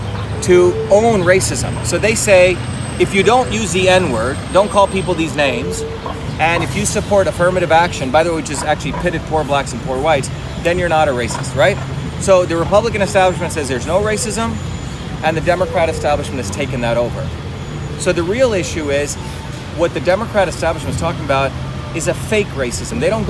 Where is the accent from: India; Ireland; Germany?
India; moved away; When I grew up in India as a kid